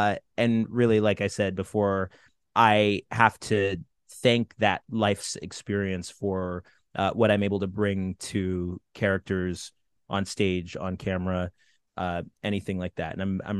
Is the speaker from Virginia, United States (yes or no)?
no; Watertown, New York, United States; born there; I was born in Watertown, New York. Born in Watertown, New York, specifically because my mother was involved with the Army Reserves at Fort Drum, which is right there.